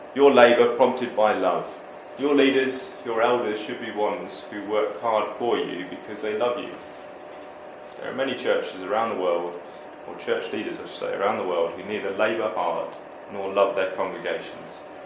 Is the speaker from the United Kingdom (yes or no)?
yes; United Kingdom; we're just British